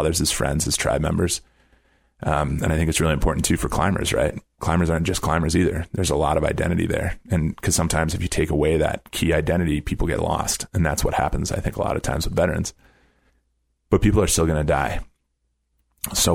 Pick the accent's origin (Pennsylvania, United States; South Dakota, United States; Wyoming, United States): South Dakota, United States; Brookings; moved away; I grew up in Brookings, South Dakota, and the highest point in my home county is a covered landfill.